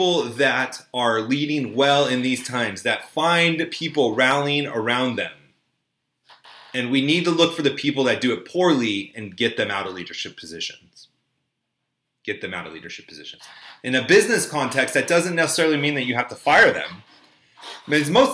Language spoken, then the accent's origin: English; United States; I grew up in Orange County